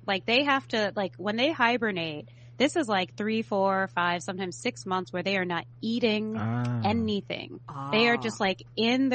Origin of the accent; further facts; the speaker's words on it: San Francisco, California, United States; So I was born in San Francisco, like, in the city. San Francisco doesn't have an inner city anymore, but it did in the 80s. And so that's where I'm from. And so I grew up in the inner city